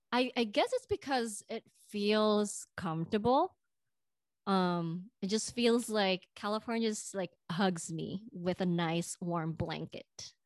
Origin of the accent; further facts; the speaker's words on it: Indonesia; now in United States; You know, I'm from the Bay Area, but I'm originally from Indonesia.